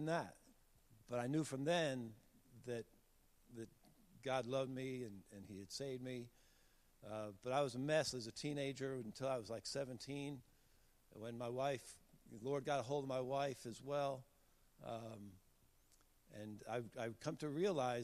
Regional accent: Connecticut, United States; moved away; I grew up in Connecticut

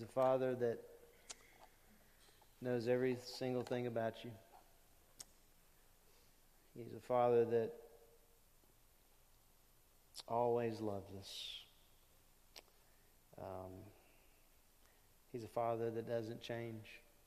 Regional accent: Lake Charles, Louisiana, United States; I grew up in Lake Charles Bible Church

